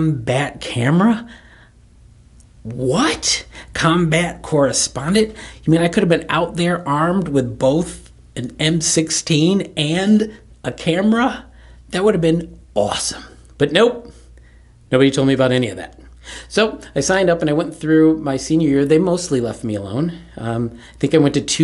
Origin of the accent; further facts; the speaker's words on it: Kalamazoo, Michigan, United States; moved away as an adult; I grew up in Kalamazoo, Michigan, 2.5 hours west of Detroit